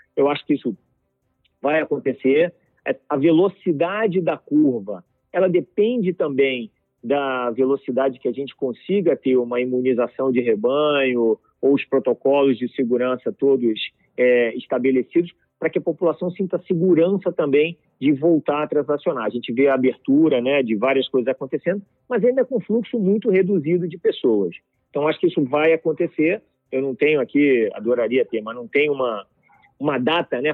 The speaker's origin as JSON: {"language": "Portuguese", "country": "Brazil", "said": "nós aqui como brasileiros e como indústria"}